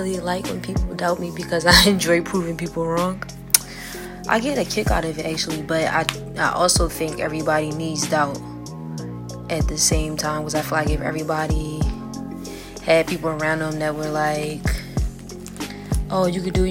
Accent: Philadelphia, Pennsylvania, United States; I'm from Philly

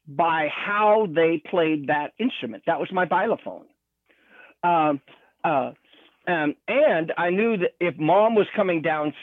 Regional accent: Utah, United States; now in California, United States; I was born in Utah in the Mormon culture

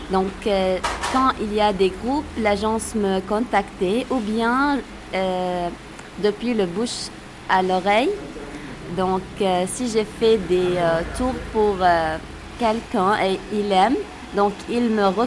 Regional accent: Tripoli, North Governorate, Lebanon; Tripoli est euh, connue par l'architecture mamelouk qui date du XIIIe siècle on a, euh, on a la plus grande citadelle du Liban.

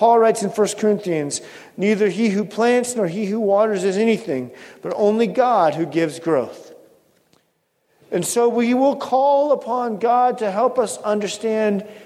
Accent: Pacific Northwest, United States; growing up in the Pacific Northwest

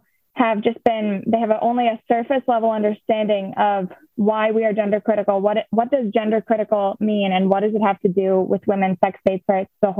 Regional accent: La Crosse, Wisconsin, United States; I'm from the La Crosse area of Wisconsin

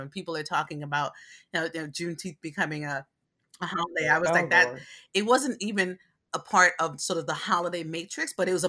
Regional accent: Brooklyn, New York, United States; I was raised in Brooklyn, New York. I was primarily raised around Black people and Puerto Rican people in East New York, Brooklyn.

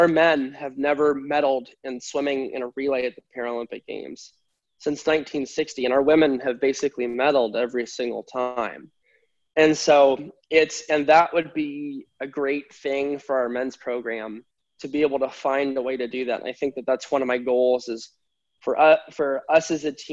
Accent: United States; my home country

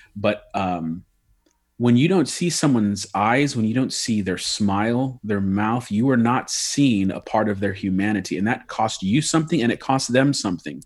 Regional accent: United States; I'm an American through and through

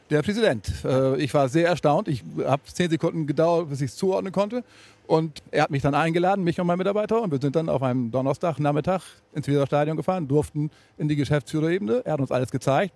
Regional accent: Ammerland, Lower Saxony, Germany; Wir kommen aus dem Ammerland, deswegen grün-weiß Ammerland

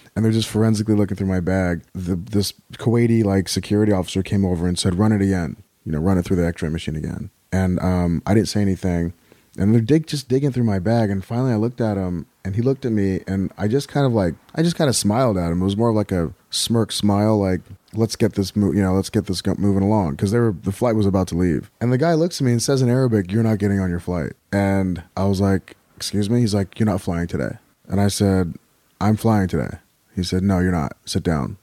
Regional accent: Riverside, California, United States; also born or lived in Helwan, Egypt; now in Los Angeles, United States; I was raised in California. Uh, I'm actually, I'm originally from Egypt, a small town outside of Cairo called Halawan. My father immigrated to the U S when I was a month old, nineteen seventy. So, uh, we grew up in, uh, Riverside, California

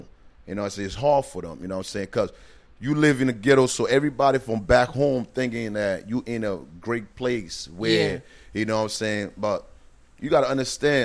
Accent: Liberia; now in New Jersey, United States; I was born and raised in Liberia.

